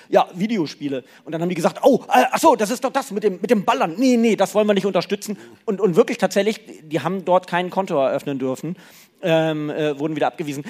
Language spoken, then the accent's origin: German; Lower Saxony, Germany; moved away; also born or lived in Cologne; Äh, ich bin ja Niedersachse